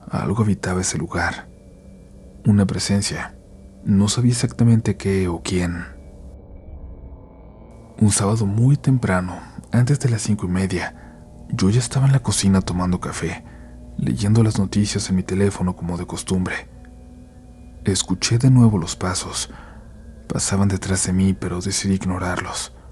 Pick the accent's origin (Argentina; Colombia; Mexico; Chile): Mexico; Xalapa, Veracruz; Yo soy de Jalapa, Veracruz, mi familia es de la Ciudad de México